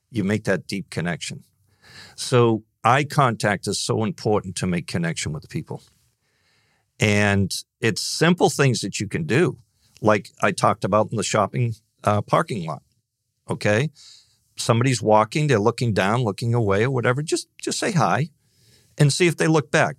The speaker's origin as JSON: {"language": "English", "region": "Northeast", "country": "United States", "tie": "born or raised there", "said": "growing up in the Northeast"}